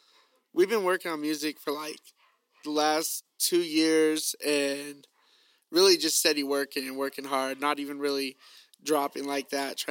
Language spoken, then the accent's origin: English; Arizona, United States; I was born and raised in Arizona.